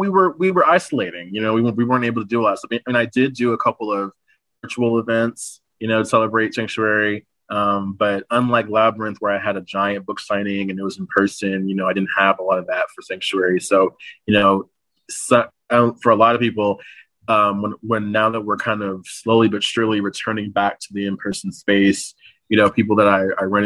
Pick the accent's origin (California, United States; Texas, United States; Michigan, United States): Texas, United States; San Antonio; my hometown of San Antonio